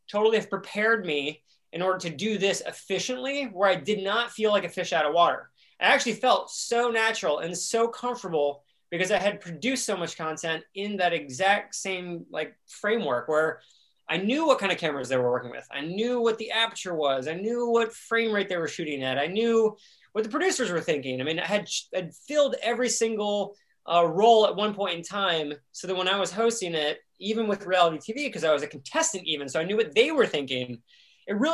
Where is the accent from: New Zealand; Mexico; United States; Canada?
United States; Columbus, Ohio; I grew up in Columbus, Ohio.